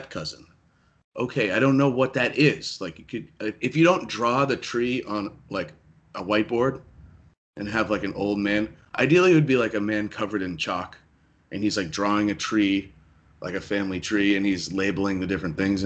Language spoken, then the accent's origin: English; United States; I'm from America